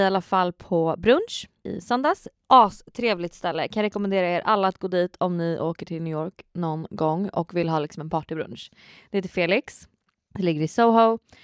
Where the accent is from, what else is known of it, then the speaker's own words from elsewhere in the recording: Sweden; jag är från Sverige